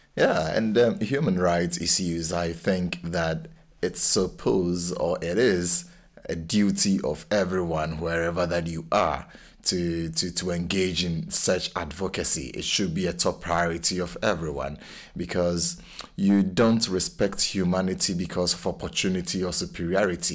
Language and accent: English; Ghana; now in Cambridge, United Kingdom; I'm a Ghanaian